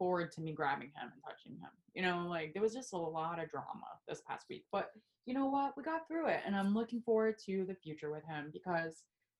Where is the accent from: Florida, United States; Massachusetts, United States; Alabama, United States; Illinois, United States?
Florida, United States; Spring Hill; also born or lived in Seminole Heights, Tampa; I grew up over in Spring Hill for most of my life, and that is not as, at the time, was not very queer forward